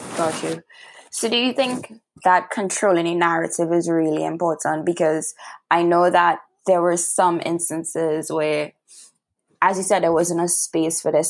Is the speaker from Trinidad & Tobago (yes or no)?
yes; Trinidad & Tobago; I'm from Trinidad and Tobago by my accent